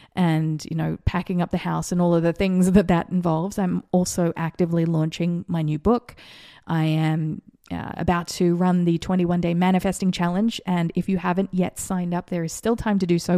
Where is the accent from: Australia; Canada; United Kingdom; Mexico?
Australia; moved away; also born or lived in Vero Beach, Florida; I grew up in schools in Australia where you had to slip, slop, slap.